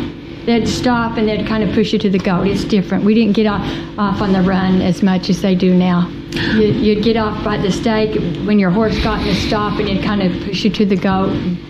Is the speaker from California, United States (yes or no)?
no; Tucumcari, New Mexico, United States; I grew up in Tucumcari, New Mexico, on a ranch about 12 miles west of Tucumcari.